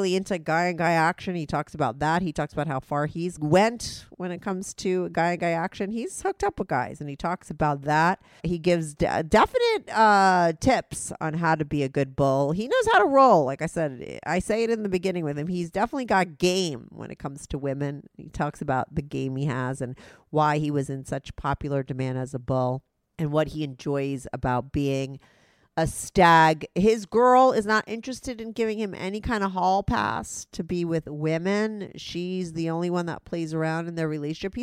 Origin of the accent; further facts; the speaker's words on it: New York City, New York, United States; I'm from the NYC, Manhattan. I live in Manhattan.